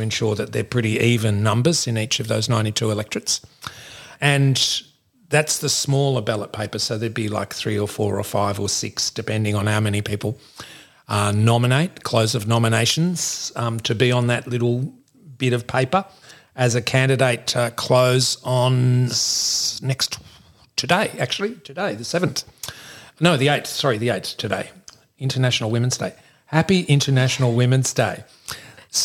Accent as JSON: {"language": "English", "town": "Melbourne", "region": "Victoria", "country": "Australia", "tie": "born or raised there", "also_born_or_lived": "North Queensland", "moved": "as an adult", "lives_now": "Nambucca Valley, Australia", "said": "I grew up in Melbourne"}